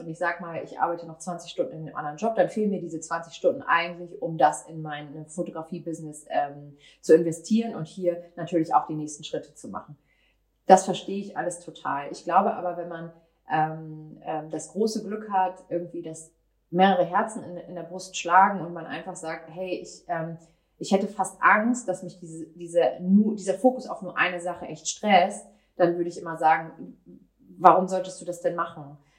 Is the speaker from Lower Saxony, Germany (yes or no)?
yes; Cuxhaven, Lower Saxony, Germany; now in Hamburg, Germany; Ich bin äh, in Cuxhaven in meiner Heimat